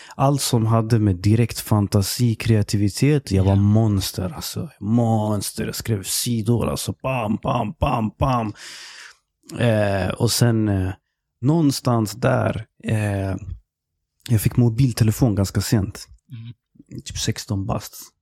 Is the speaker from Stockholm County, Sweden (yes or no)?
yes; Stockholm, Stockholm County, Sweden; Jag är eh, egentligen uppväxt i Tensta mm. tills jag blev tio bast. Och sen flyttade jag till Husby. Och sen är jag uppväxt där.